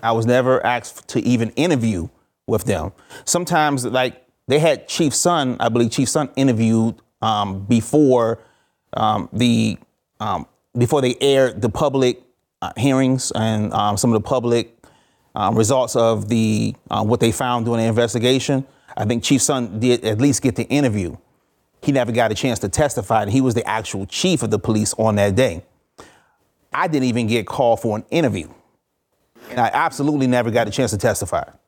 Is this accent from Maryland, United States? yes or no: yes; Forestville, Maryland, United States; also born or lived in Washington, D.C.; I was raised in a small town, Forestville, Maryland, um, a little bit outside of, um, Washington, D C